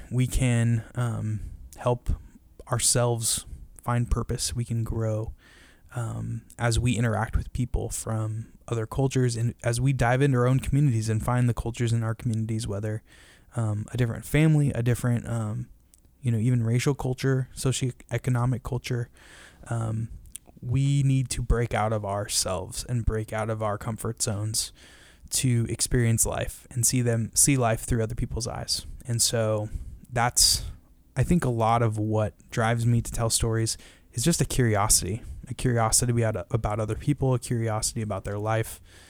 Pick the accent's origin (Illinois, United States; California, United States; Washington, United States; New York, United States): Washington, United States; Shoreline; I grew up in Shoreline, Washington, and was a terrible student.